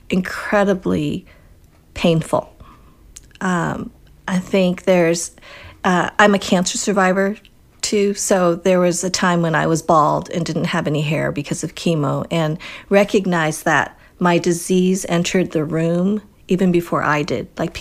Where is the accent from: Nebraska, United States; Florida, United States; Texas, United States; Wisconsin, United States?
Wisconsin, United States; born there; And, you know, I was born in Wisconsin.